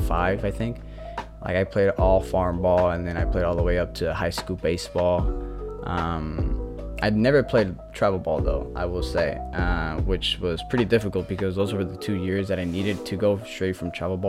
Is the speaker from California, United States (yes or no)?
yes; the Bay Area, California, United States; I grew up in the Bay